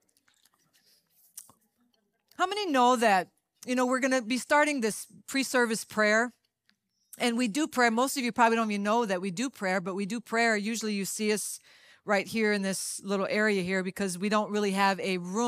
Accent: Louisiana, United States; I'm Cajun. I come from Louisiana

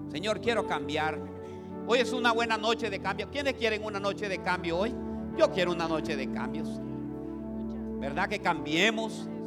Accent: Olancho, Honduras; Nos, nosotras las holanchanas ponemos a los hombres

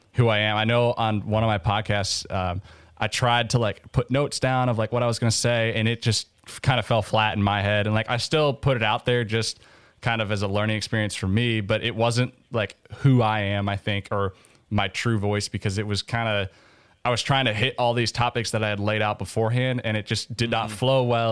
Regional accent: Minnesota, United States; moved away as an adult; now in Oxford, United States; I grew up in Minnesota

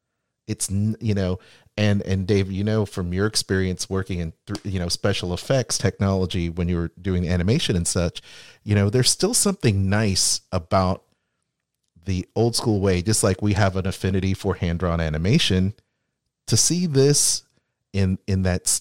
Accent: Seattle, Washington, United States; I was on the West Coast growing up in Seattle.

